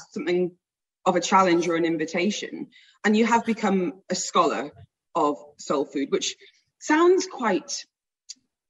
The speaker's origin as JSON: {"language": "English", "region": "England", "country": "United Kingdom", "said": "Me being English"}